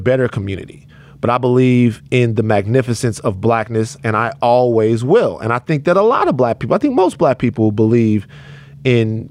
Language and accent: English; Baton Rouge, Louisiana, United States; moved away; I'm from Baton Rouge, Louisiana